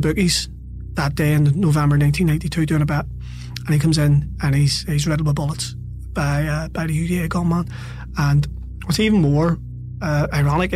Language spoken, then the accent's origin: English; Belfast, Northern Ireland, United Kingdom; as a kid growing up in North Belfast